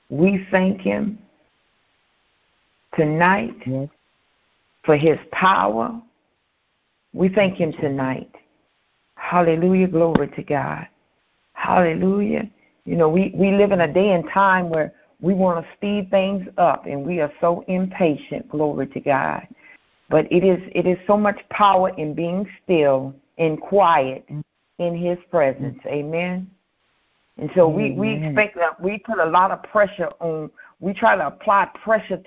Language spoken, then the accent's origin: English; United States; we are privileged as American citizens